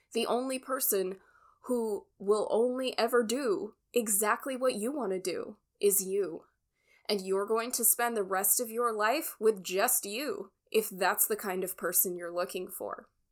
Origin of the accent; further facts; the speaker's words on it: California, United States; moved away as an adult; also born or lived in Alabama; Growing up in California